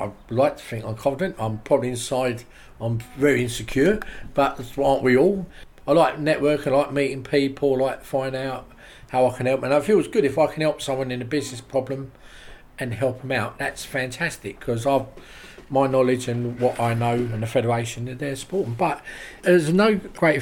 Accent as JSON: {"language": "English", "region": "London", "country": "United Kingdom", "moved": "yes", "lives_now": "Rye, United Kingdom", "said": "I'm from London originally"}